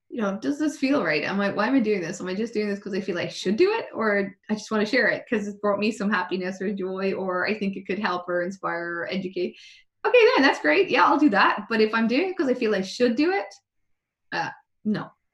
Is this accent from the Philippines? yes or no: no; Ireland; being Irish